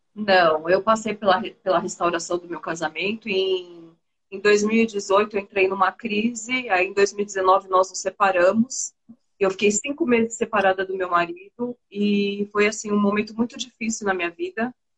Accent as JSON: {"language": "Portuguese", "region": "São Paulo", "country": "Brazil", "tie": "born or raised there", "moved": "as an adult", "lives_now": "Recife, Brazil", "said": "Eu sou paulista, mas hoje eu moro em Recife. Tem um ano e oito meses que eu moro em Recife. Mas eu, eu nasci, cresci, vivi até agora em São Paulo"}